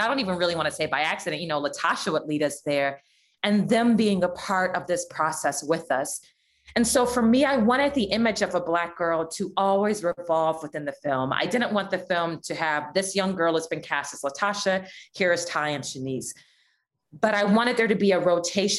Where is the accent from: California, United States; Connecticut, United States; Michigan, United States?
California, United States; Los Angeles; I grew up in Leimert Park and then in Jefferson Park